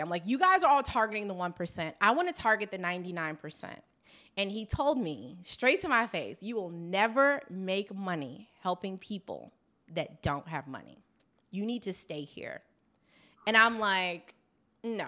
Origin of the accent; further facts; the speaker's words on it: Maryland, United States; I am from Maryland